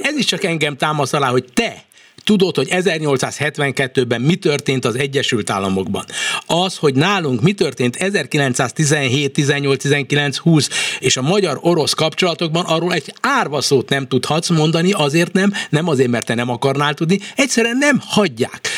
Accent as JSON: {"language": "Hungarian", "country": "Hungary", "said": "én kelet-európai magyar ember vagyok"}